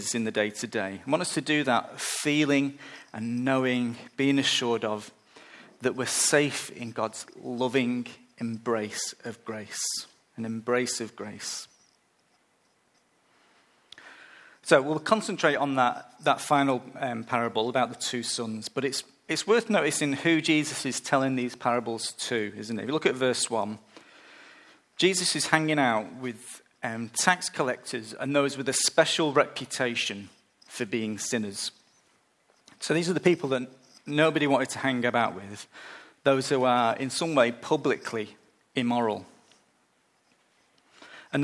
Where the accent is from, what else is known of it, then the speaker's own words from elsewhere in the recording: United Kingdom; moved away; I'm British